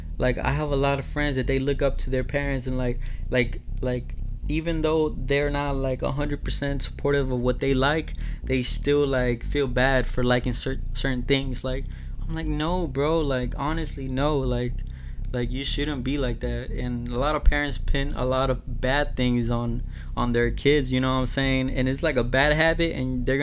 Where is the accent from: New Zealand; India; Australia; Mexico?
Mexico; moved away; I'm from Mexico